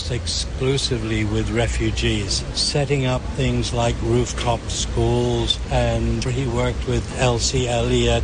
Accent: Hong Kong; The YMCA really played a huge role in our growing up in Hong Kong

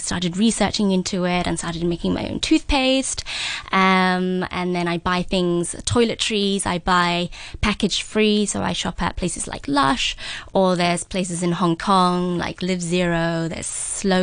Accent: London, United Kingdom; moved away; I grew up in London

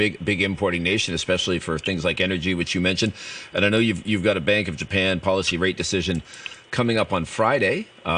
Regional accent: Canada; now in Hong Kong; I'm originally from Canada

